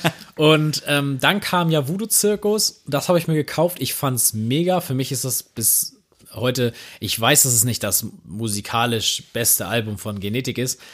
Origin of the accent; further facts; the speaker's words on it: Germany; als Deutscher und denkst so, ja, meine Eltern kommen halt aus einer Münster so, meine Großeltern auch